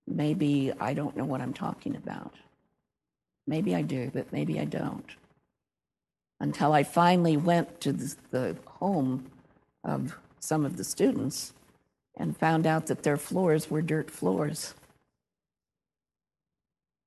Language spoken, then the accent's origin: English; the North, United States; moved away as an adult; also born or lived in Louisiana; I was from the North